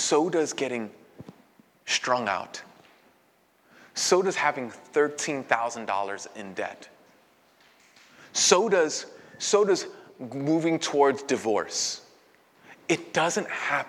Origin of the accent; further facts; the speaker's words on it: New York City, New York, United States; I was born and raised in Brooklyn